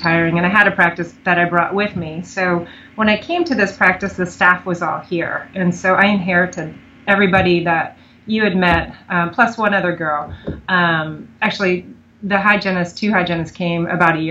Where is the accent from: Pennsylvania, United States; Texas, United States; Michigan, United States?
Pennsylvania, United States; moved away as an adult; now in Mount Pleasant, United States; I didn't grow up here. I grew up in Pennsylvania